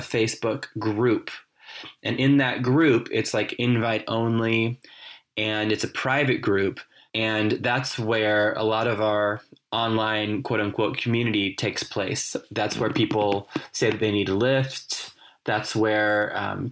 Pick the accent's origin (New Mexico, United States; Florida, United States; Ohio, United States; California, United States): California, United States; moved away as an adult; now in Cork, Ireland; I grew up in California